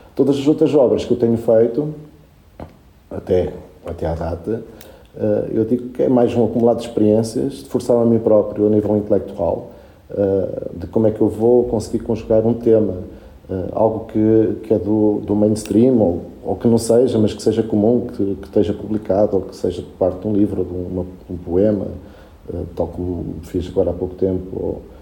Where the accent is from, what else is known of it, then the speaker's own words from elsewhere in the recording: Portugal; first language Spanish; Portuguese is a second language; also born or lived in Puerto Cabello, Venezuela; eu, quando cheguei a Portugal, que tinha seis anos, uh, para mim foi um contraste por causa da língua e só falava espanhol, não percebia nada de português